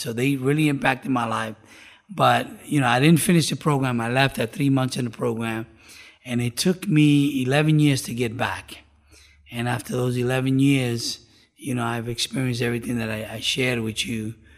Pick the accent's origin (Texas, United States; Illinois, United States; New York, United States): New York, United States; New York City; now in South Florida, United States; I was born and raised in New York City.